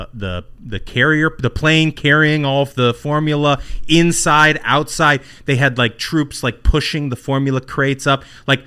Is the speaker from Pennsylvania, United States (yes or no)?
no; Indianapolis, Indiana, United States; My hometown.